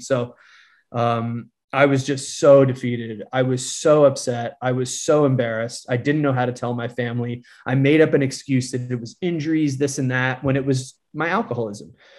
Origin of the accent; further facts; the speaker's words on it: Connecticut, United States; also born or lived in Fort Worth, Texas; I'm originally from Connecticut